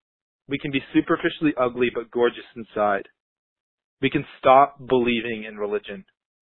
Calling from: Fairfax, Virginia, United States; I'm calling from Fairfax, Virginia

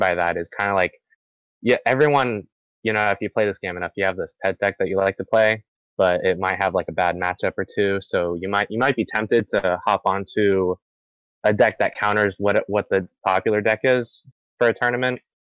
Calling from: Cocoa, Florida, United States; Yeah, Cocoa, Florida.

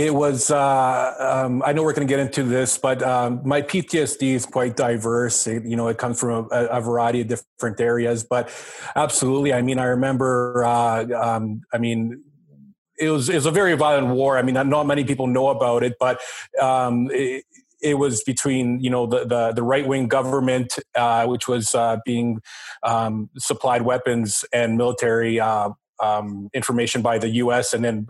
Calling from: St. John's, Newfoundland and Labrador, Canada; I am coming from St. John's, Newfoundland, brother.

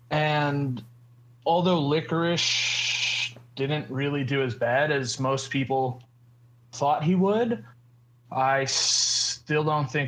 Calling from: Georgia, United States; I'm calling from Georgia.

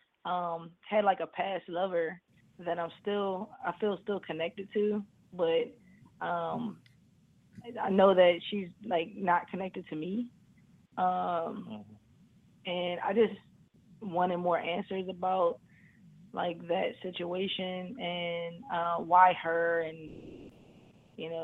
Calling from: Maryland, United States; I'm calling in from Maryland

